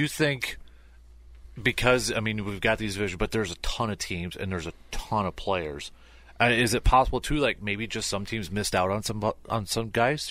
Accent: Medford, Wisconsin, United States; we grew up in Metford Town of just four thousand

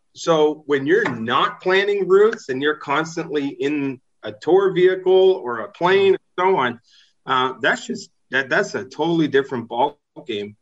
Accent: East Coast of Canada, Atlantic Canada, Canada; moved away as an adult; I spent my first uh, 20 years of my life there and then lived in different parts of uh, Canada

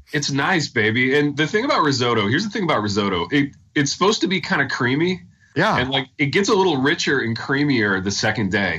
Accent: the North, United States; now in Southern US; we're both men of the North

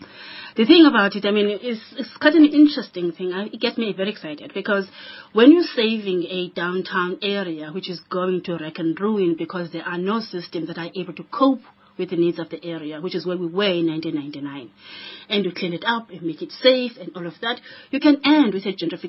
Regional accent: Malawi; now in Cape Town, South Africa; I come from Malawi. I live here. Exactly. Now, Cape Town is my city.

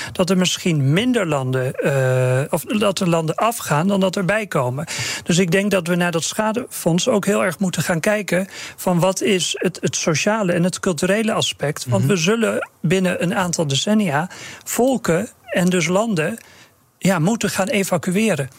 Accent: Terschelling, Friesland, Netherlands; ik ben opgegroeid op de Schelling

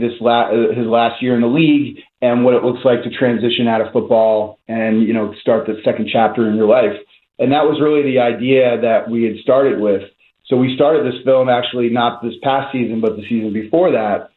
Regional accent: New Jersey, United States; now in Philadelphia, United States; I grew up in North Jersey

